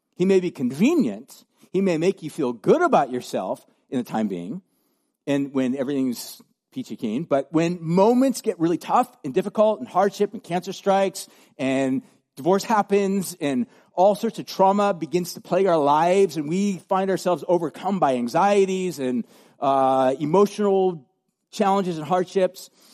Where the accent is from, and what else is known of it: United States